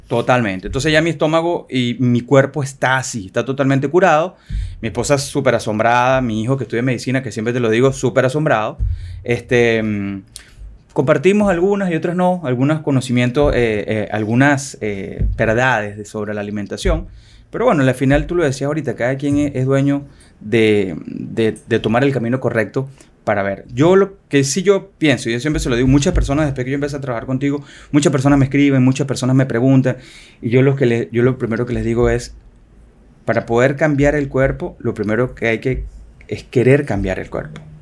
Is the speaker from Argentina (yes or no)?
no; Venezuela; moved away as an adult; now in Dominican Republic; soy venezolano, dominicano, ya eh, nacionalizado dominicano orgullosamente